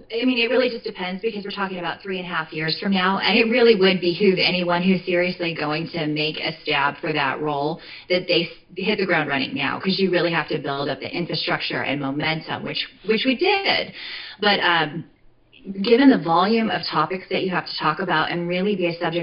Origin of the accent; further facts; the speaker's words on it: Phoenix, Arizona, United States; also born or lived in Western New York; I am born and raised in Arizona. I'm from Phoenix originally